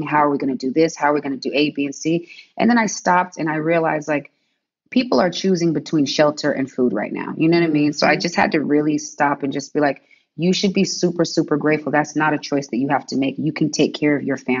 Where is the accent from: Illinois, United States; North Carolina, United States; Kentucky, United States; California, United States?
California, United States; San Diego; also born or lived in Seattle / Detroit; I grew up in Southeast San Diego